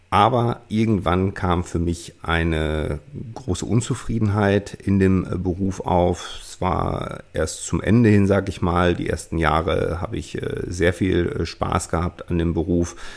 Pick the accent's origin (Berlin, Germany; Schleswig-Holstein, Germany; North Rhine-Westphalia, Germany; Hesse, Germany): North Rhine-Westphalia, Germany; Ich bin, wie gesagt, 1978 geboren, aufgewachsen in der Nähe von Münster